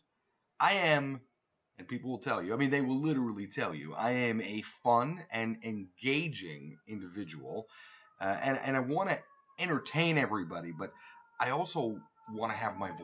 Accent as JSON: {"language": "English", "country": "United States", "said": "as American people"}